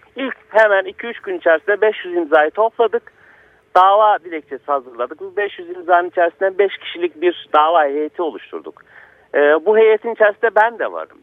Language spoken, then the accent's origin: Turkish; Karasu, Sakarya, Turkey; Paralı diye bir köydenim ben